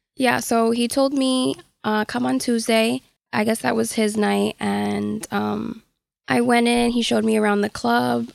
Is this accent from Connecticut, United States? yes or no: yes; Hartford, Connecticut, United States; I'm from Hartford